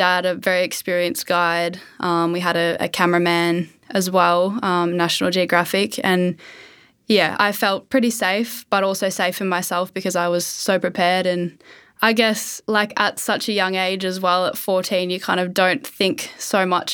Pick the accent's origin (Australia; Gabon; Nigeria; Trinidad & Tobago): Australia; Melbourne, Victoria; I'm a student from Melbourne, Australia